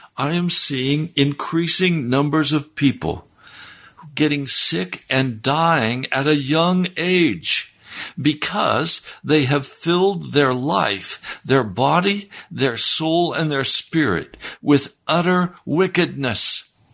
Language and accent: English; the West, United States; I was raised in the West